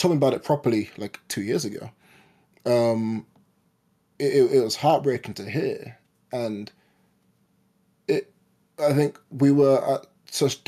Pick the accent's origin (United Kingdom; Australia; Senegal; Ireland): United Kingdom; London; I was born in London